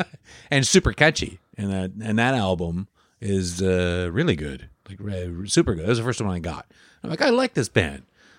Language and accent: English; Chicago, Illinois, United States; born there; also born or lived in Wisconsin; I was born in Chicago.